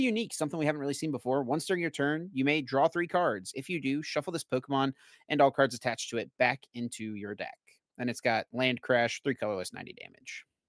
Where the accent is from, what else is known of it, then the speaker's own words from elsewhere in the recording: Asheboro, North Carolina, United States; North Carolina Zoo is excellent. Um, it's in my hometown as well